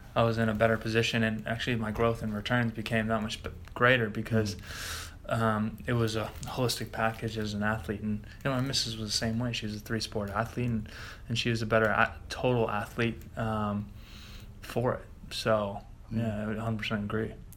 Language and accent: English; United States; moved away; I'm an American rugby player